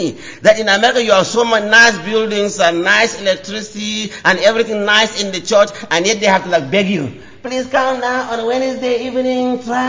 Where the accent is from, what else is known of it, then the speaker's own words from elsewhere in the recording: Nigeria; I'm from Africa.